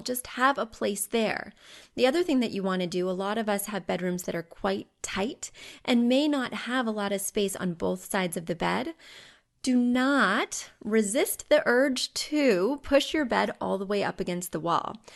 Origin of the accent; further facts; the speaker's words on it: Missouri, United States; I grew up in Missouri